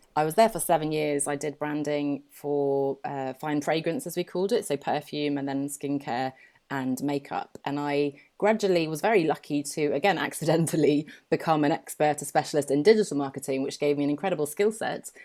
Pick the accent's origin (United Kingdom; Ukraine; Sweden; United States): United Kingdom; England; accent: very English; now in Poole, United Kingdom; I grew up here in England and I've just moved down to Poole on the south coast.